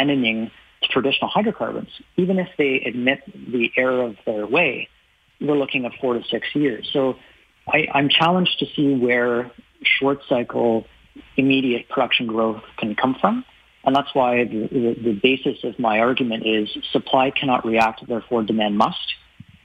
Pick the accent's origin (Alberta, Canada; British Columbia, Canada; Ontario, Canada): Ontario, Canada; Ottawa; now in Toronto, Canada; I grew up in, I was born in Ottawa, I live in Toronto